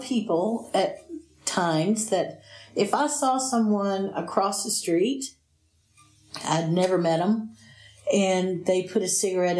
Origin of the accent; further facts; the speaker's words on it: Robbinsville, North Carolina, United States; growing up in Robbinsville around my grandparents, I would go there and spend quite a bit of the year there as much as I could. And Robbinsville was a tiny little town, and this would have been in the late 60s and the 70s, and I was just a kid.